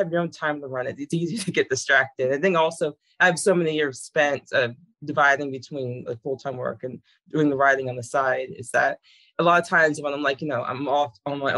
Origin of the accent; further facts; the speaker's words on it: Virginia, United States; a lot of interested in thing about growing up in Virginia, for the most part, is getting an interest in all the history involved. Because I lived in all the, around all the major areas.